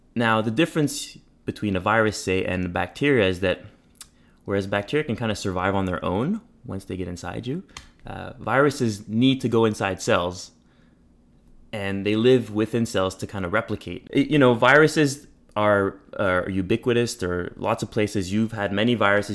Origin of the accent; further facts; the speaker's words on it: Montreal, Quebec, Canada; moved away as an adult; now in Toronto, Canada; I grew up in Montreal, uh, in a bilingual setting.